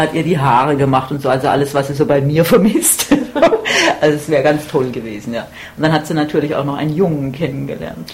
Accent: Germany; now in Baltimore, United States; von meinem Heimatort in Deutschland bin ich ziemlich schon an der italienischen Grenze

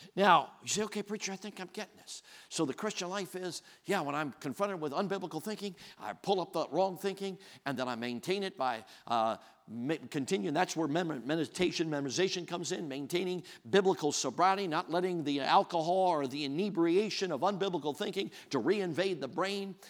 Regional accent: Chicago, Illinois, United States; moved away; I grew up in Chicago

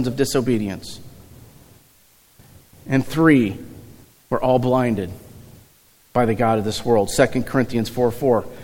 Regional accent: Eureka, Missouri, United States; also born or lived in St. Louis, Missouri; I was born in St. Louis. We moved to Eureka when I was probably 3-4-ish years old

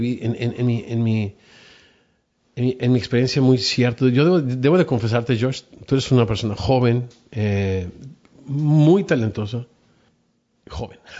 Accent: Mexico; como decimos en México

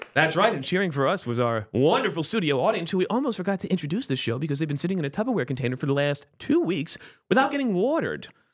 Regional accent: South Florida, United States; moved away as an adult; also born or lived in Palm Beach, Florida / Orlando, Florida; now in Brooklyn, United States; I grew up in South Florida with the Cubans

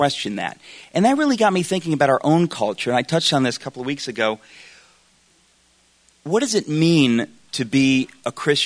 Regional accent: Danbury, Connecticut, United States; I grew up in Danbury, Connecticut

